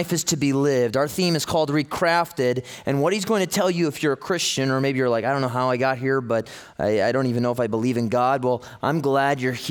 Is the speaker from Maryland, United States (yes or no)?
no; Los Angeles, California, United States; I am from the Los Angeles area